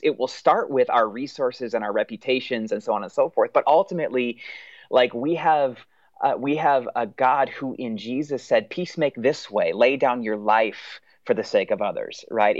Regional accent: United States; for us as American Christians

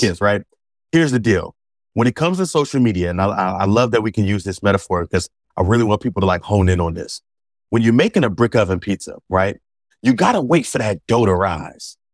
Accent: Philadelphia, Pennsylvania, United States; growing up in Philadelphia, where my high school was

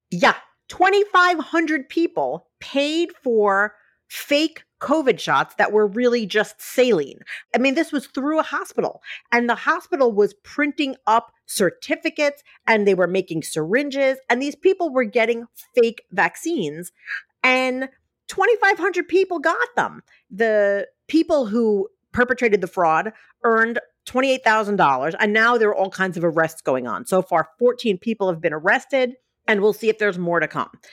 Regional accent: New York City, New York, United States; moved away; growing up in Staten Island

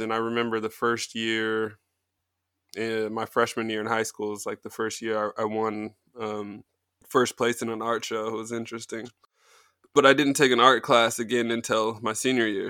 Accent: Colorado Springs, Colorado, United States; moved away as an adult; also born or lived in Kansas / Nebraska; now in Brooklyn, United States; I'm pretty much from Colorado Springs.

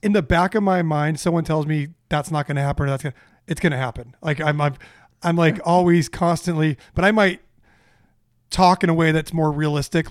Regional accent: Orange County, California, United States; I grew up in a in Orange County with a with a middle class family

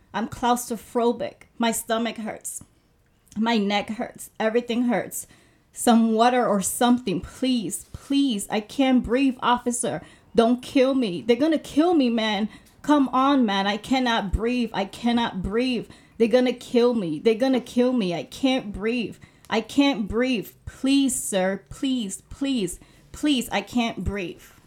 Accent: Puerto Rico; moved away; I grew up in Puerto Rico

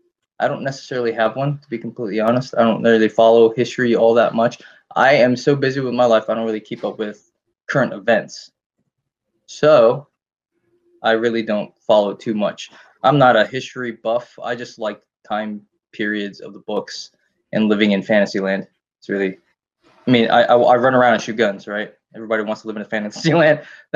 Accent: Burke, Virginia, United States; also born or lived in Fredericksburg, Virginia; Born and raised here in Virginia. I grew up in Burke, out here in Fredericksburg about a year ago.

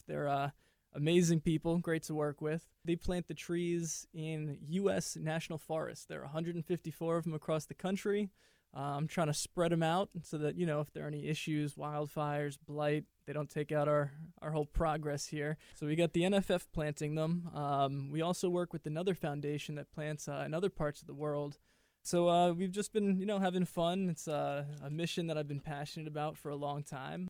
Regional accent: New York City, New York, United States; I grew up in New York City, the concrete jungle.

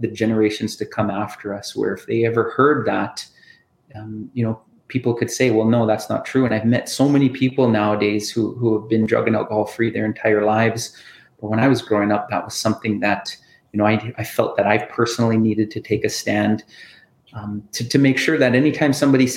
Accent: Saskatoon, Saskatchewan, Canada; also born or lived in Thunderchild First Nation; since I was a child, like growing up in Saskatoon

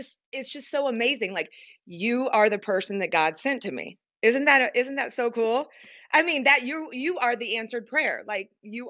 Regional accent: Kentucky, United States; I grew up in Kentucky

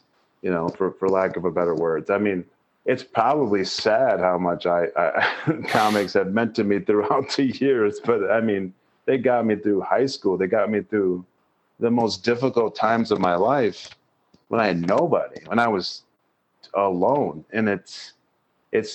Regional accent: Michigan, United States; moved away as an adult; also born or lived in Colorado; now in Minnesota, United States; I'm from Michigan. I grew up in the small town, but I lived in the middle of Michigan

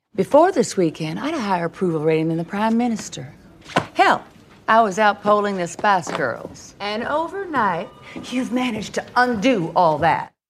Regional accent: Southeastern Michigan, United States; I'm from the Midwest. I'm from Michigan, Southeastern Michigan

